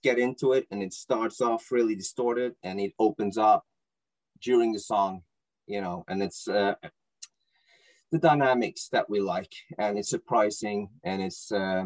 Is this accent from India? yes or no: no; Norway; English is a second language; I'm from Norway, and yes, we speak good Norwegian